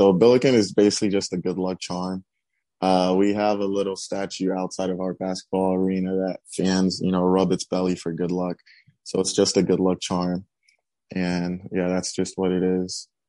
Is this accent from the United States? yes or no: yes; Houston, Texas, United States; also born or lived in Nigeria / Missouri City, Texas / Richmond, Texas / St. Louis, Missouri; growing up in Houston and then going all the way to St. Louis